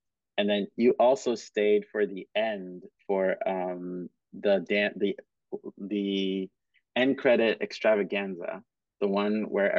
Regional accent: Cameroon; also born or lived in Kenya; because I grew up in Cameroon and Kenya, and so dancing coupe décalé

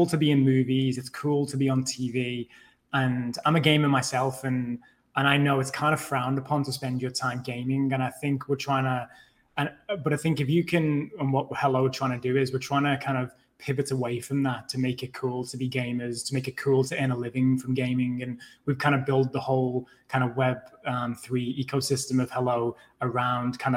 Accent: England, United Kingdom; now in Los Angeles, United States; As you can probably tell from my accent, I'm originally from the UK

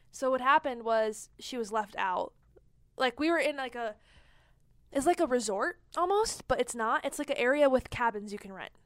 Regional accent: Ann Arbor, Michigan, United States; moved away; I was born in Ann Arbor, so my whole family's there

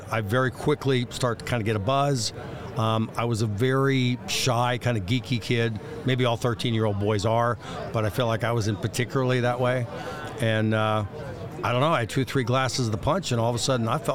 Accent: Dayton, Ohio, United States; I grew up in Dayton, Ohio

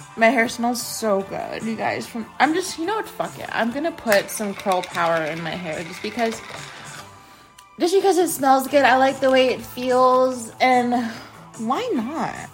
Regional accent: United States; I'm American.

